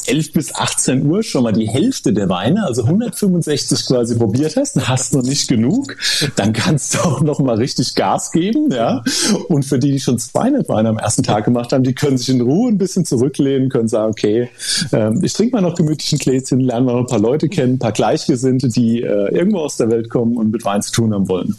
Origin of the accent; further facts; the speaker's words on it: Rheinhessen, Rhineland-Palatinate, Germany; haben wir in Rheinhessen